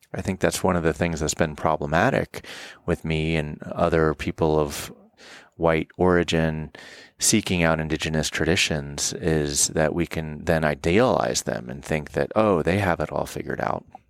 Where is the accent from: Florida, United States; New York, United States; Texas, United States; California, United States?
Florida, United States; moved away as an adult; now in Colorado, United States; I'm living in Colorado and I was born in Florida